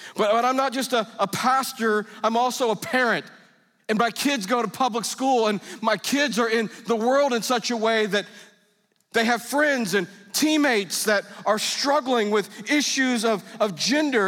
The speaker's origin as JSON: {"language": "English", "country": "United States", "said": "I'm an American."}